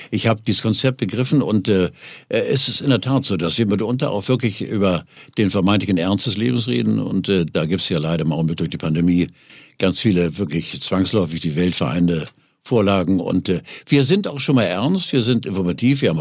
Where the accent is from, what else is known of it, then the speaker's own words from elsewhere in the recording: Norderstedt, Schleswig-Holstein, Germany; ich komme aus Norderstedt, das ist genau daneben.